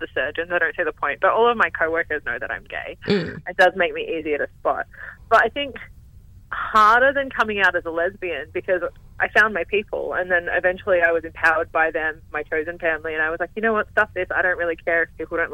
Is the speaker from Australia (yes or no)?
yes; Newcastle, New South Wales, Australia; moved away as an adult; now in Melbourne, Australia; growing up in Newcastle